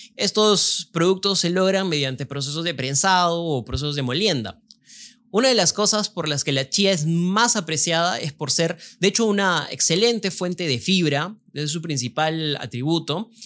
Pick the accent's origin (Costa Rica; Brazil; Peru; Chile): Peru